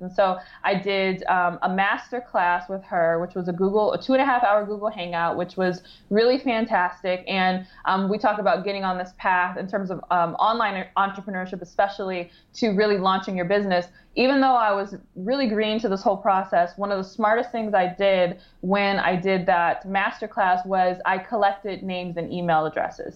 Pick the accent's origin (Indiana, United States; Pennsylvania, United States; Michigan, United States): Michigan, United States; Detroit; I grew up in the Metro Detroit area